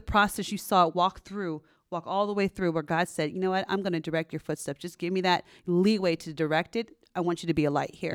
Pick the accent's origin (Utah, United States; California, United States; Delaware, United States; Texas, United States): California, United States; San Jose; also born or lived in Stanford, California; I'm a Bay Area native, so I'm from um, pretty much born and raised over here in San Jose, California